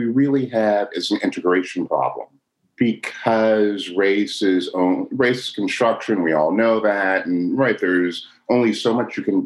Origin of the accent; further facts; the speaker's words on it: Chicago, Illinois, United States; I was born in Chicago in the 70s